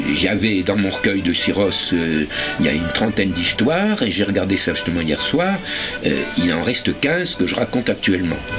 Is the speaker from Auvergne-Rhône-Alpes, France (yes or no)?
no; Paris, Île-de-France, France; l'endroit où j'habitais quand j'étais enfant, c'est-à-dire à Avenue l'Observatoire